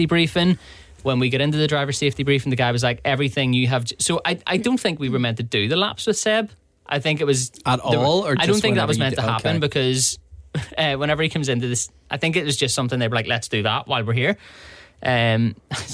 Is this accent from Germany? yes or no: no; Belfast, Northern Ireland, United Kingdom